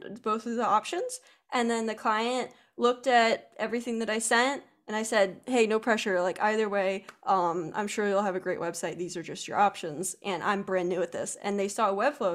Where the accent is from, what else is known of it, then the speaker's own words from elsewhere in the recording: Pennsylvania, United States; I'm a girl from Pennsylvania